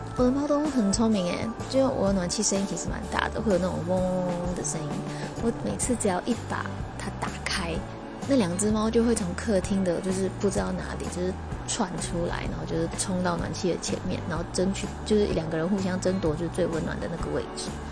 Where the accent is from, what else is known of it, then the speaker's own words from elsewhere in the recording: Taiwan; 完全在台湾土生土长，然后，呃，自己学习日文的